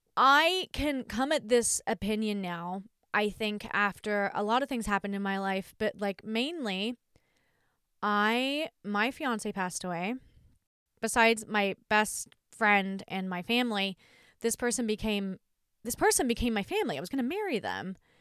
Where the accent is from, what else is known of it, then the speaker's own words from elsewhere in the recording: Australia; I'm Australian